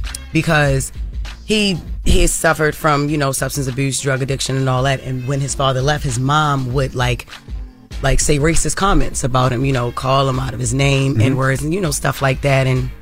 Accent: Baltimore, Maryland, United States; Growing up in Baltimore City with, you know, family members that, you know, were addicted

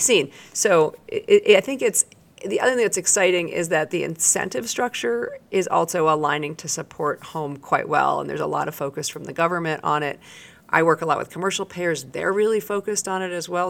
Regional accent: outside of Boston, Massachusetts, United States; moved away as an adult; also born or lived in Washington, D.C.; I grew up outside of Boston

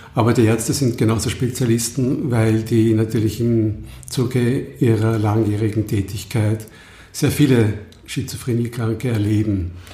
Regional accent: Lower Austria, Austria; ich komme aus Niederösterreich

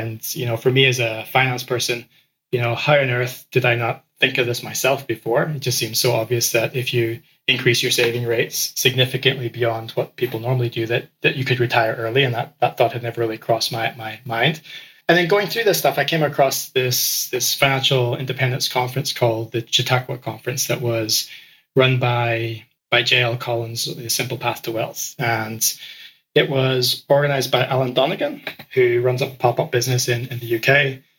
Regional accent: Ecuador; And I grew up in Ecuador, and so that immediately attracted me to it.

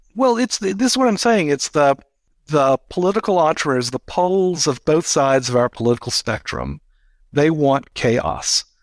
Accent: United States; speaking as an American.

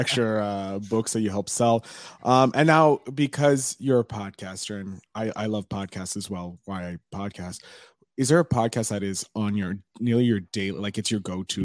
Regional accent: Montreal, Quebec, Canada; Montreal, Canada

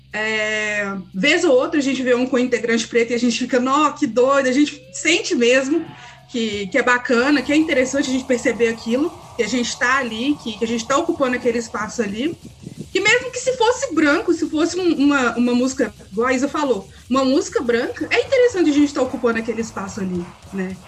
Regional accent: Belo Horizonte, Minas Gerais, Brazil; eu sou de Belo Horizonte

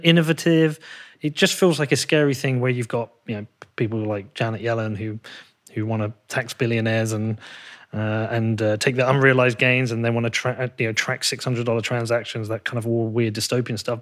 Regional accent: United Kingdom; moved away; I'm actually a British person

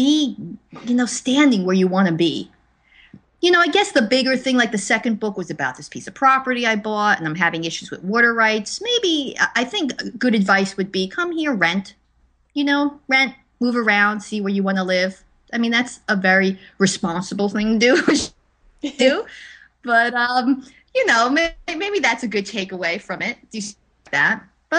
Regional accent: East Coast, United States; well, I'm from the East Coast, so we don't deal with that.

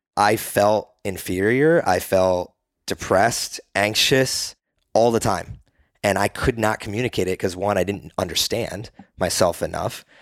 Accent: East Coast, United States; now in Austin, United States; when I grew up on the East Coast

